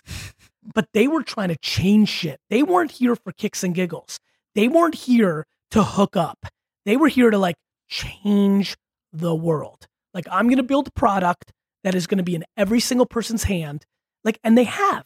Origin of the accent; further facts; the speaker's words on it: Russia; moved away; I was born in Russia